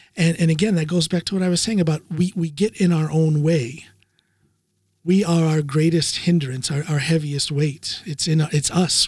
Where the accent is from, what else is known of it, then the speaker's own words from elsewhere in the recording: United States; now in Norway; As an American power lifter living in Norway